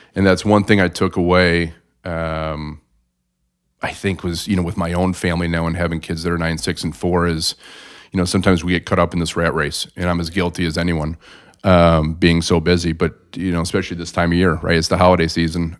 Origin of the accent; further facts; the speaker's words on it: South Bend, Indiana, United States; moved away as an adult; also born or lived in Chicago; born and raised in South Bend